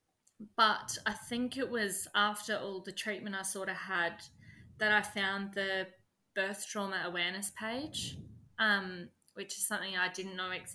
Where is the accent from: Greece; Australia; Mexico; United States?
Australia; 5 hours from Adelaide, South Australia; Adelaide, which is 5 hours away from my hometown